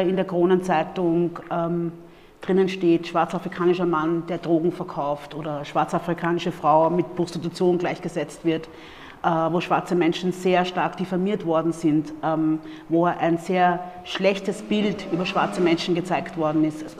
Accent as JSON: {"language": "German", "region": "Vienna", "country": "Austria", "tie": "born or raised there", "also_born_or_lived": "Democratic Republic of the Congo", "accent": "Viennese", "said": "ich bin ja hier in Wien groß geworden, ursprünglich aus der Demokratischen Republik Kongo geboren und äh, dann mit circa vier Jahren nach Wien gekommen"}